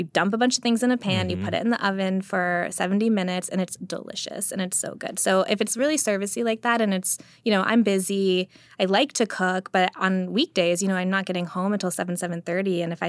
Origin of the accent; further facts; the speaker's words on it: the American South, United States; I'm a Southerner who's also Indian.